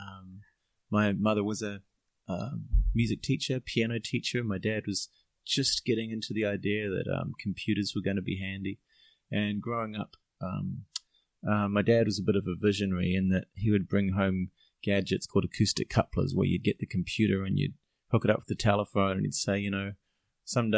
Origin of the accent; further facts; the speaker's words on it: Auckland, New Zealand; now in Chiang Mai, Thailand; I grew up in Auckland